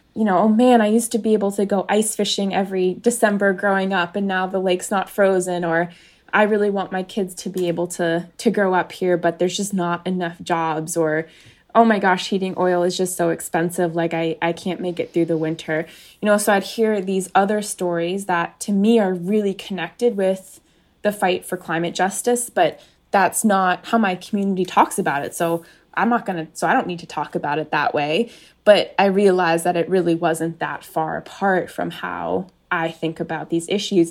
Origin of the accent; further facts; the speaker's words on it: United States; I ran for a state house in the district that I grew up in. I was running in District eighty-eight